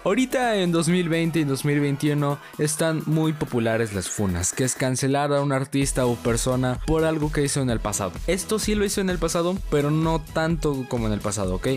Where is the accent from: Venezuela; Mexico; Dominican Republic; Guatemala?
Mexico